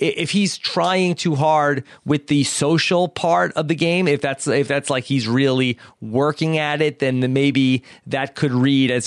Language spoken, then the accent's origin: English; Wantagh, New York, United States; where Nicole and I grew up in Wantagh, New York